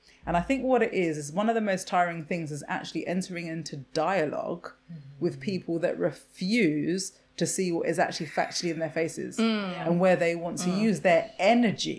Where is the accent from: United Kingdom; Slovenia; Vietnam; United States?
United Kingdom; I'm actually British